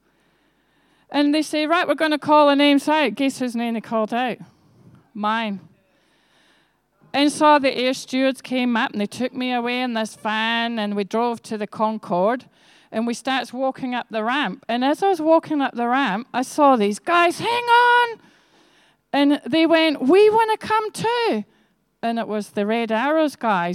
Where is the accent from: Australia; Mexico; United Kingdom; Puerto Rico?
United Kingdom; Scotland; also born or lived in England; I was born in England, actually, but I went to live in Scotland when I was one, and I am from Scottish genealogy.